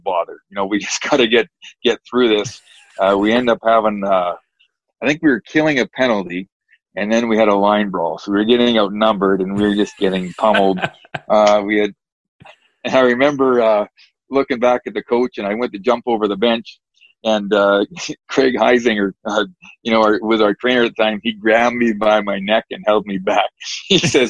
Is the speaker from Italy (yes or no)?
no; Saskatchewan, Canada; moved away as an adult; the kid growing up in Saskatchewan